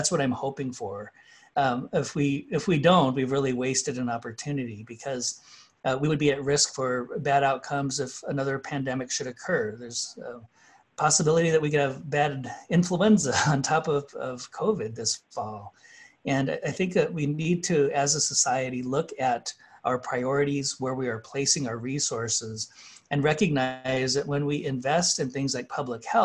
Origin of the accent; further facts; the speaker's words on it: Kyle, South Dakota, United States; My hometown in Kyle, South Dakota is 90 miles away from the nearest supermarket.